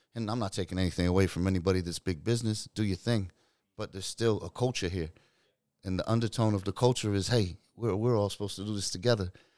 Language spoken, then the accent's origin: English; New Zealand; now in United States; I'm from New Zealand, but I live in the States